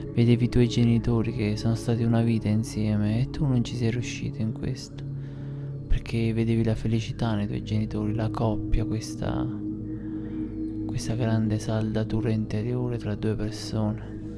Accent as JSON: {"language": "Italian", "town": "Airola", "region": "Campania", "country": "Italy", "said": "nel mio paese, ad Airola"}